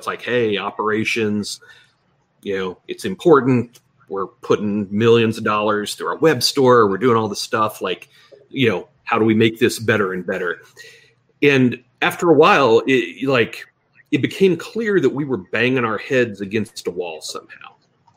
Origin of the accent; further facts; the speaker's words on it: Texas, United States; also born or lived in Memphis / the Northeast; I'm from Texas originally